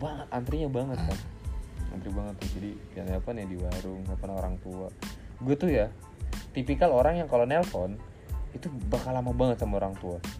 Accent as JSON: {"language": "Indonesian", "town": "Bekasi", "region": "West Java", "country": "Indonesia", "also_born_or_lived": "Cirebon", "said": "Gua tuh orang Bekasi sebenarnya."}